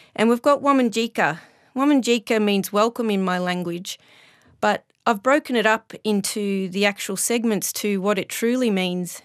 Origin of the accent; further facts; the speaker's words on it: Melbourne, Victoria, Australia; my hometown of Melbourne